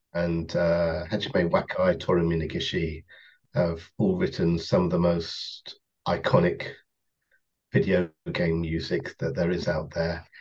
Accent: Kent, South East England, United Kingdom; I come from Kent, just outside London

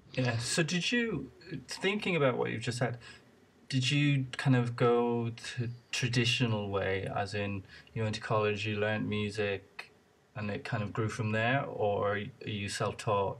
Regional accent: Ireland; moved away; I'm originally from Ireland

